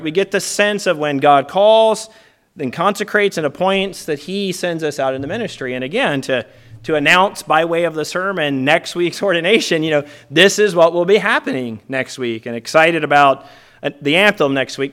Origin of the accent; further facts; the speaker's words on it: Virginia, United States; I'm not usually ashamed of my home state